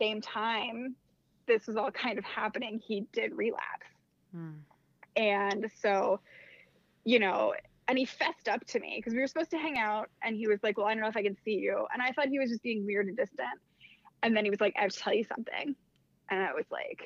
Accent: Annapolis, Maryland, United States; moved away as an adult; also born or lived in Massachusetts; I was living in Annapolis. It's where I'm from. I'm from Maryland originally

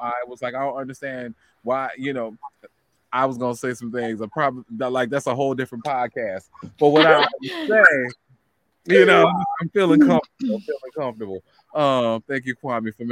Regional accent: New Orleans, Louisiana, United States; I grew up in New Orleans, Louisiana

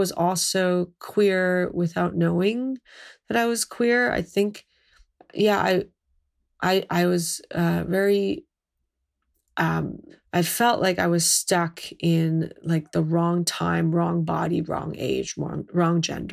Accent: Mississauga, Ontario, Canada; I grew up in a suburb of Toronto, on the edge of Mississauga

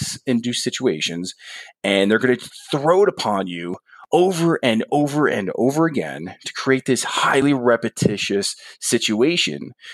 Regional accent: New Jersey, United States; moved away; I'm a guy from New Jersey. There weren't any pools in my backyard.

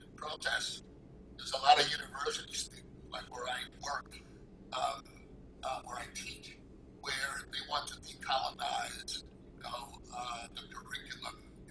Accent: New York City, New York, United States; I was born and raised in Brooklyn.

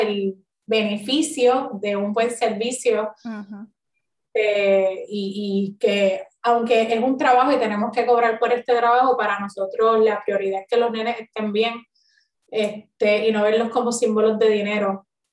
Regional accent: Río Grande, Puerto Rico; yo soy nacida y criada en Río Grande

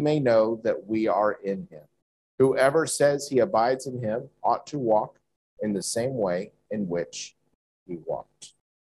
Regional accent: United States; moved away; in my home country, in America

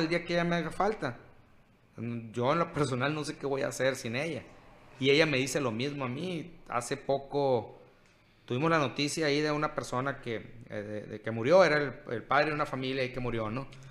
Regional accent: Cajeme, Sonora, Mexico

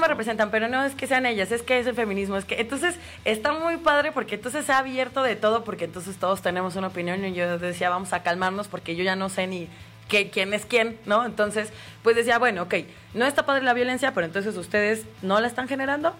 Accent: Mexico

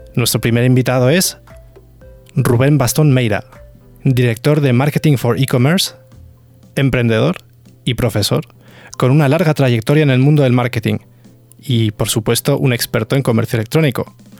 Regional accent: Córdoba, Andalusia, Spain; accent: cordobés; also born or lived in Germany; soy cordobés

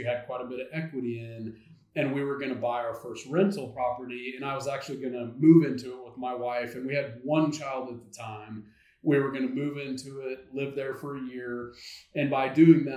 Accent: North Central Arkansas, United States; moved away as an adult; now in Northwest Arkansas, United States; I am an Arkansas native. I'm from North Central Arkansas, but have been in Northwest Arkansas for about 15 years now.

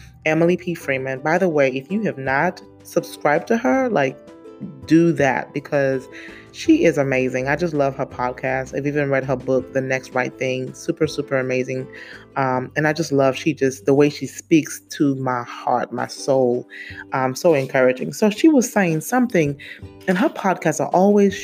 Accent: St. Lucia; I was born in the Caribbean, for those of you who don't know, St. Lucia to be exact

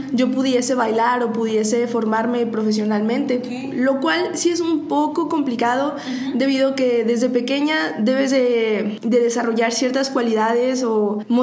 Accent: Saltillo, Coahuila, Mexico; also born or lived in Monterrey; cuando nosotros vivíamos en Saltillo, porque ahí yo soy natal

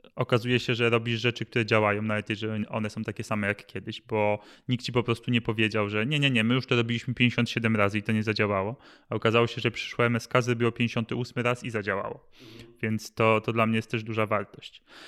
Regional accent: Masovian Voivodeship, Poland; wychowałem się na Mazowszu

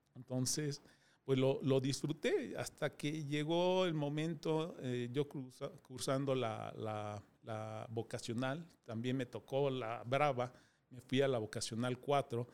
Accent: Mexico City, Mexico; Nací en eh, Distrito Federal, soy de la Ramos Millán

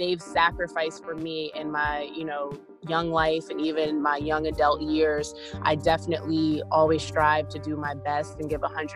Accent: Philadelphia, Pennsylvania, United States; I'm from Philadelphia, Pennsylvania.

